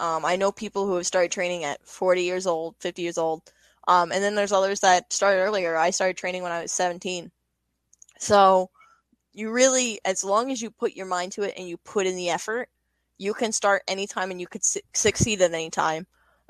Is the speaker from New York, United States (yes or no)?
yes; Long Island, New York, United States; Mick Foley is a big influence of mine because I'm from Long Island.